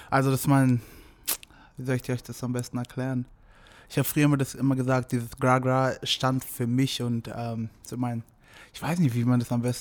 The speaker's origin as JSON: {"language": "German", "country": "Germany", "tie": "born or raised there", "said": "Ich komme ursprünglich aus Nigeria natürlich, aber ich bin hier aufgewachsen, deswegen ist Deutschland so."}